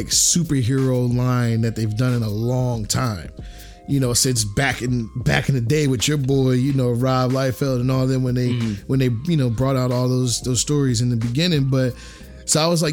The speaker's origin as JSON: {"language": "English", "region": "New Jersey", "country": "United States", "tie": "born or raised there", "said": "I grew up in South Jersey"}